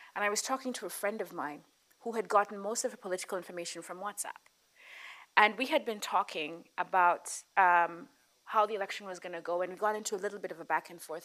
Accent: Nairobi, Kenya; a person who was born and raised in Nairobi

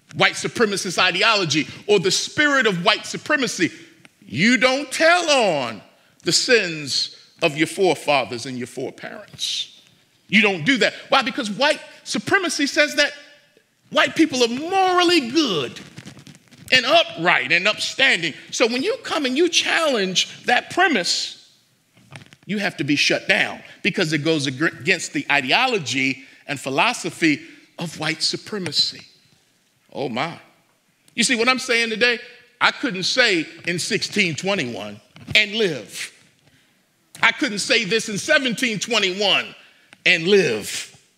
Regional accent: United States; I love being an American, but I am not always proud of being an American

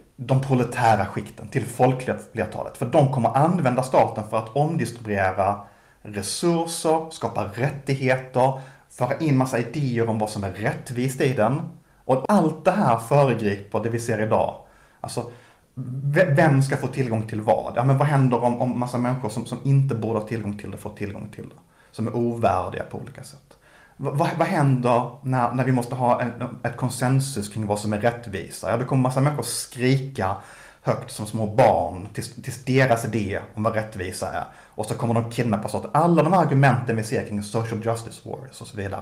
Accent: Malmö, Skåne, Sweden; Malmö som ju är min, min hemstad

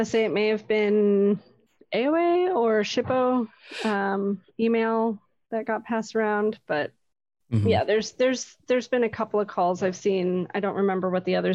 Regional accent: Oregon, United States; I grew up here

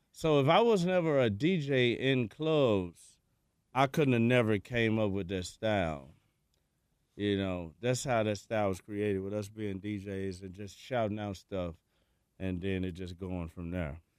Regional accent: Memphis, Tennessee, United States; We come from Memphis

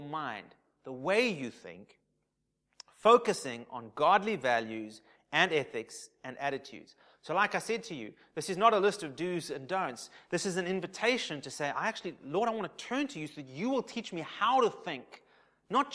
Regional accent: South Africa; I'm South African, probably predominantly of English influence

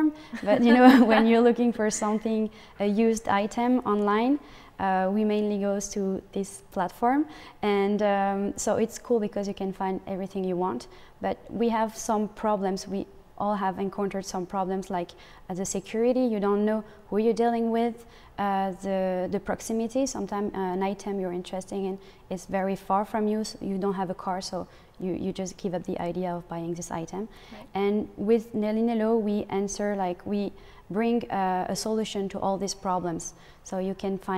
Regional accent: France; moved away as an adult; now in Montreal, Canada; I come from France. I've been living in Montreal for 10 months.

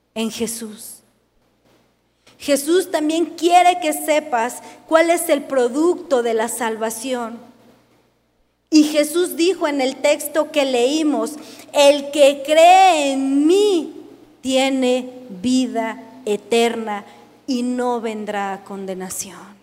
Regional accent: Mexico

